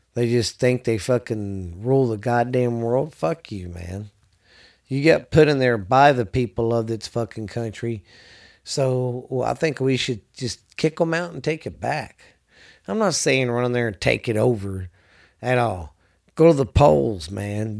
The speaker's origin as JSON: {"language": "English", "region": "the South", "country": "United States", "said": "I'm from the South"}